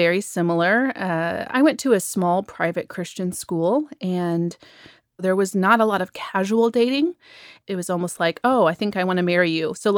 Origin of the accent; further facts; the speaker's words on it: Michigan, United States; moved away as an adult; now in Nashville, United States; I'm originally from Michigan. I've been down here in Nashville about a year